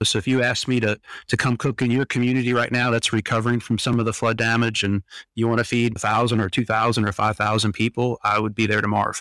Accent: Louisiana, United States; moved away; we're from Louisiana, so we like to cook.

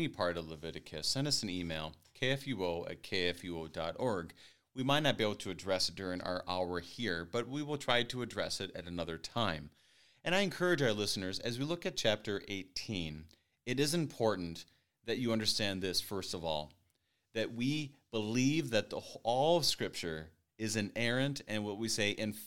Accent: central Minnesota, United States; my hometown in central Minnesota

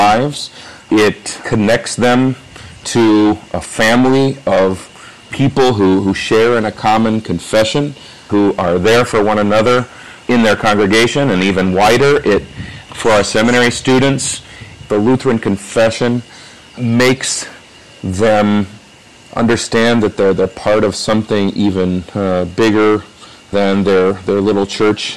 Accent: United States; moved away as an adult; now in Dominican Republic; Me as an American from the United States

